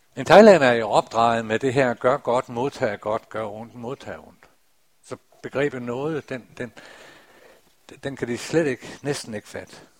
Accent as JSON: {"language": "Danish", "area": "North Jutland, Dronninglund", "region": "North Denmark Region", "country": "Denmark", "tie": "born or raised there", "said": "op i Nordjylland i Drønlund Missionshus, der for mange, mange år siden, da jeg var en dreng"}